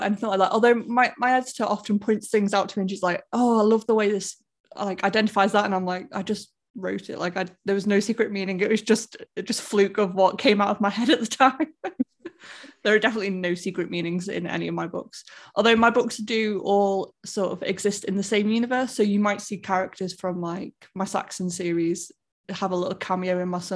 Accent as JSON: {"language": "English", "town": "Stoke-on-Trent", "region": "West Midlands", "country": "United Kingdom", "tie": "born or raised there", "moved": "yes", "said": "my hometown, really, because that's where I'm from"}